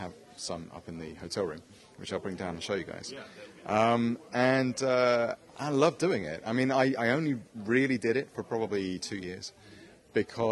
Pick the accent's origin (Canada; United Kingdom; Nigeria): United Kingdom; England; I came all the way from England